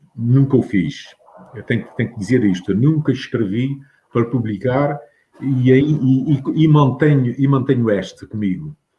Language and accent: Portuguese; Capelas, Azores, Portugal; now in United States; nas capelas onde eu nasci